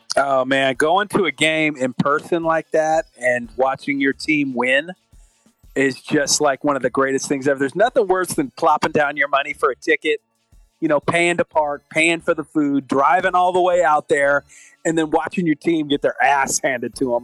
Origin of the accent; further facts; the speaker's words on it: California, United States; we're from California